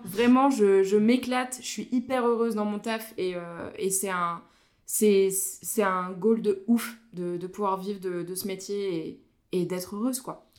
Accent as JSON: {"language": "French", "area": "Vosges", "region": "Grand Est", "country": "France", "tie": "born or raised there", "moved": "as an adult", "lives_now": "Haute-Savoie, France", "said": "je suis originaire des Vosges"}